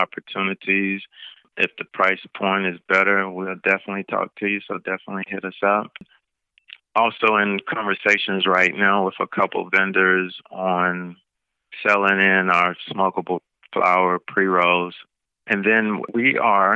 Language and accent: English; Jackson, Tennessee, United States; moved away; I'm originally from Jackson and wanted to be able to bring something back to my community